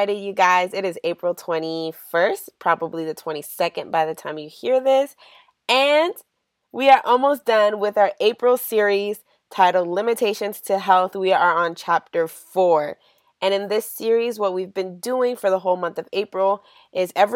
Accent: United States; tend to reflect my American upbringing, you know? And then on top of that, growing up in the Valley gave me two different cultures as well

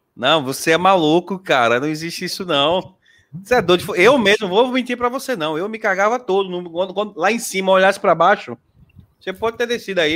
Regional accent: Aracaju, Sergipe, Brazil; Sou daqui de Aracaju

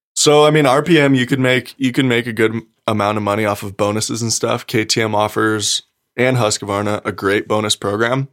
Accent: Gardnerville, Nevada, United States; also born or lived in South Lake Tahoe; I was born in South Lake Tahoe, raised in Gardnerville my whole life

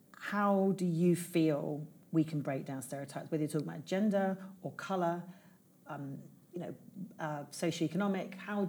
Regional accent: England, United Kingdom; I'm from England.

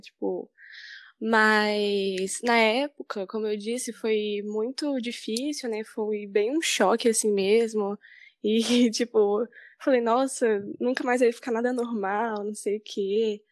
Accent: Vila Velha, Espírito Santo, Brazil; eu sou aqui de Vila Velha mesmo

